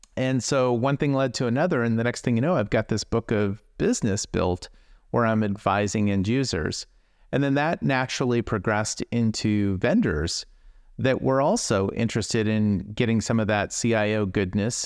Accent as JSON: {"language": "English", "area": "Silicon Valley", "region": "California", "country": "United States", "tie": "born or raised there", "said": "growing up in Silicon Valley"}